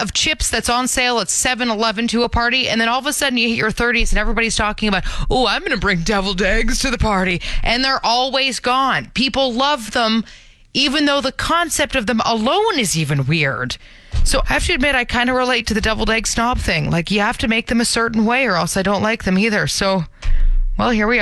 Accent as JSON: {"language": "English", "town": "Brampton", "region": "Ontario", "country": "Canada", "tie": "born or raised there", "moved": "as an adult", "lives_now": "Calgary, Canada", "said": "Brampton, my hometown"}